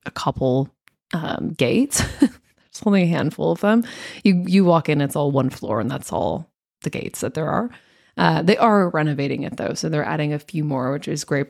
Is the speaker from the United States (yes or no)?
yes; United States; being an American